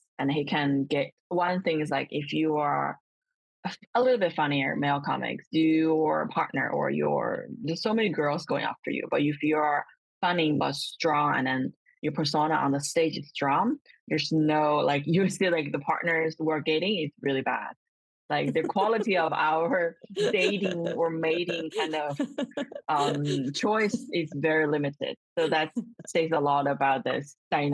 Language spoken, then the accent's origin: English; China; born or raised there